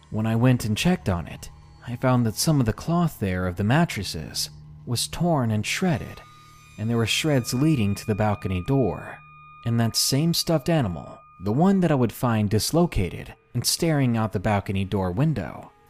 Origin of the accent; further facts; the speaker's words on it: Georgia, United States; I didn't want to go back to my home state of Georgia.